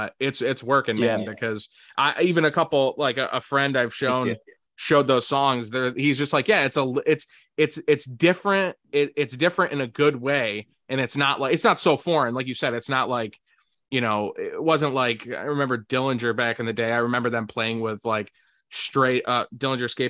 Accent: Syracuse, New York, United States

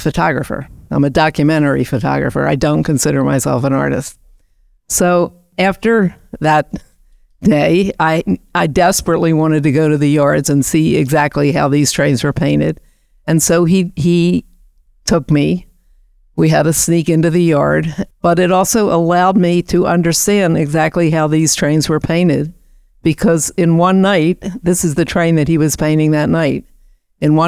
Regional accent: Baltimore, Maryland, United States; moved away as an adult; I grew up in Baltimore, which is about 200 miles south of New York City.

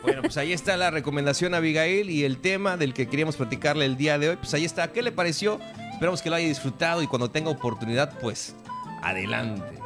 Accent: Mexico; somos mexicanos y este es nuestro país, es nuestro hogar

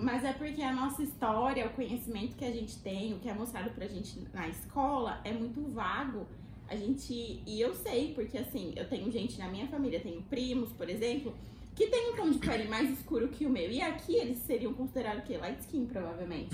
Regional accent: Brazil; moved away as an adult; now in Washington, D.C., United States; eu sou brasileira

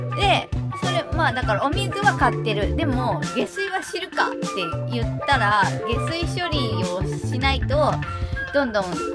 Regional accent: Shizuoka, Japan; now in Kanto, Japan; 地元静岡なんですけど、関東に来たぐらいから

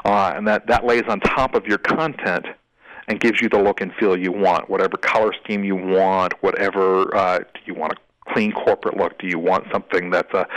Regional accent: Scotland, United Kingdom; I'm a Scottish boy.

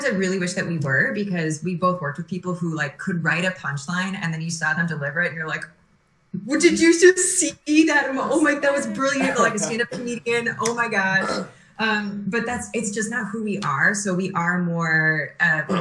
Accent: Minnesota, United States; I'm from Minnesota

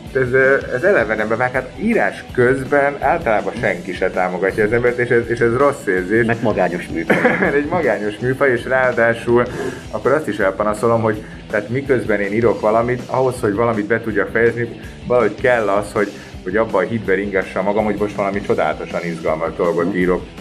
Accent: Budapest, Hungary; én Budapesten nevelkedtem

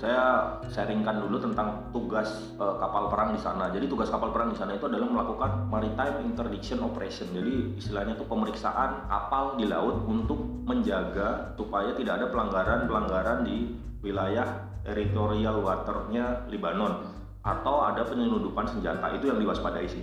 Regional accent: Purwokerto, Central Java, Indonesia; moved away; asli asal saya dari Kabupaten Banyumas atau orang lebih dikenal dengan Kota Purwokerto

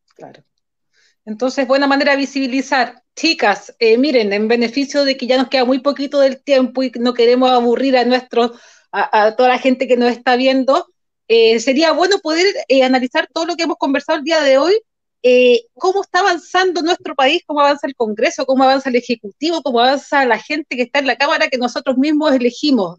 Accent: Chile; nosotros como chilenos

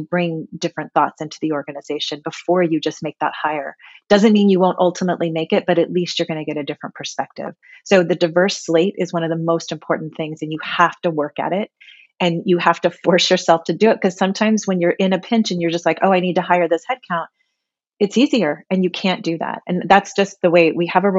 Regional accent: Gilroy, California, United States; I was born and raised in Gilroy, California, very small town at the time when I lived there.

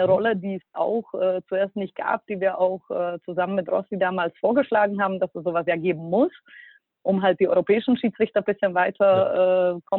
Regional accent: Bratislava, Bratislava Region, Slovakia; ich bin ja aus der Slowakei und in Bratislava 2002 muss man sich vorstellen, da gab es noch nicht viel.

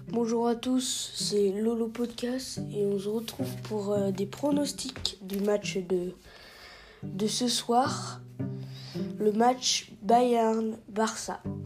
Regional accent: France; en tant que Français

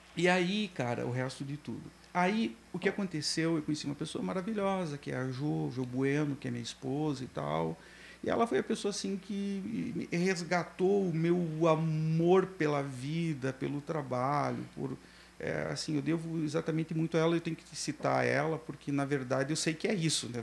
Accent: Curitiba, Paraná, Brazil; also born or lived in Guarapuava / Guaraniaçu; Eu sou natural de Guarapuava, hum. mas fui parido em, em Guaraniaçu, né? Que é do lado de Cascavel, mas minha família é de parte de pai e de mãe são guarapuavanos, eu me sinto guarapuavano, mas fui com sete anos para Curitiba

